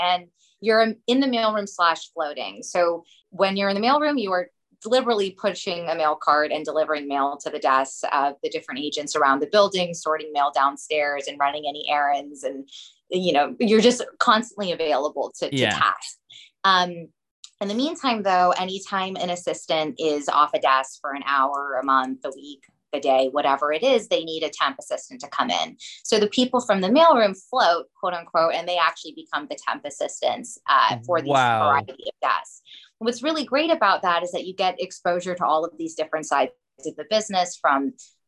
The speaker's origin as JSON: {"language": "English", "town": "Los Angeles", "region": "California", "country": "United States", "said": "I'm from Los Angeles. I'm 3/4 Iraqi, 1/4 Iranian, fully Jewish, first generation American"}